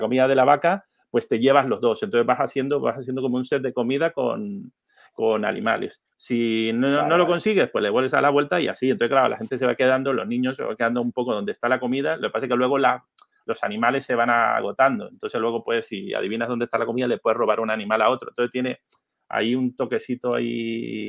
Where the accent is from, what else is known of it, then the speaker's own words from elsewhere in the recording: Venezuela; moved away; also born or lived in Canary Islands; Soy venezolano